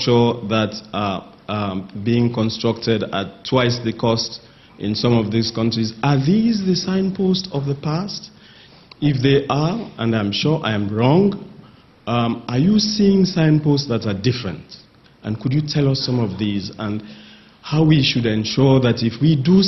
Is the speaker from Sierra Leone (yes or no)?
yes; Sierra Leone; I'm from Sierra Leone and an independent consultant